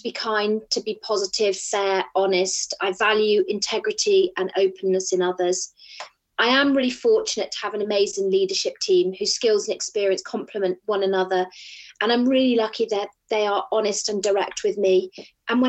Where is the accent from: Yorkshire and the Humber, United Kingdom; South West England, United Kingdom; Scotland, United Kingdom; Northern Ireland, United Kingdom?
South West England, United Kingdom; Bath; moved away as an adult; I was born in Bath, which is a small town in the southwest of England. I lived in Bath until I was 24